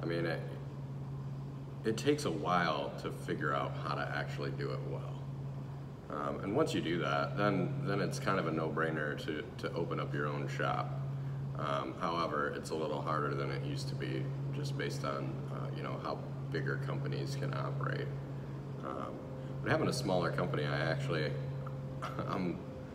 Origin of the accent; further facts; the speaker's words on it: Lake Orion, Michigan, United States; moved away as an adult; also born or lived in Royal Oak, Michigan; now in Manistee, United States; I moved here from Royal Oak, originally from Lake Orion, Michigan, still, so Detroit area